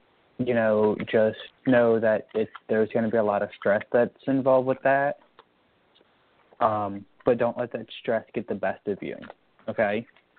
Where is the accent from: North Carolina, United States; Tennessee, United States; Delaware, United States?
Delaware, United States; Brookside; also born or lived in Claymont, Delaware; Yes, I am from Delaware. From what part? Currently, I'm living in Claymont, but I grew up in Brookside.